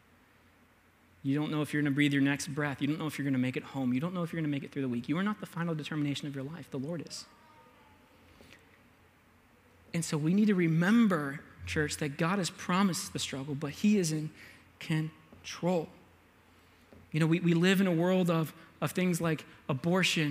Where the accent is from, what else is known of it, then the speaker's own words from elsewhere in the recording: United States; I'm an American